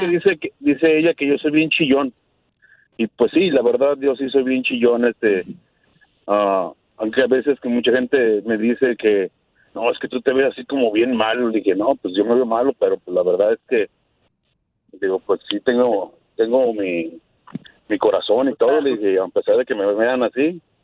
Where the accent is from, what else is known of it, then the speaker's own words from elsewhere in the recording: Guadalajara, Jalisco, Mexico; nacimos en Guadalajara, pero nuestros padres son de Michoacán